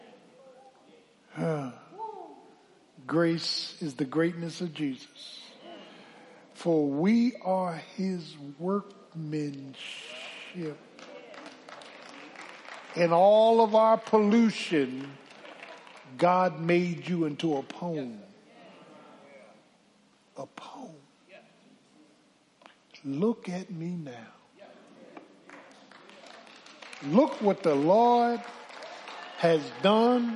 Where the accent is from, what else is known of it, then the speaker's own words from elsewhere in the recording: Philadelphia, Pennsylvania, United States; When I grew up in South Philly